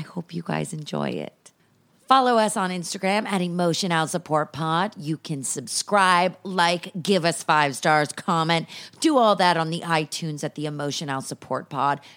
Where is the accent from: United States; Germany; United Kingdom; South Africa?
United States; Los Angeles, California; also born or lived in San Francisco Bay Area; I've lived here since I was nine in Los Angeles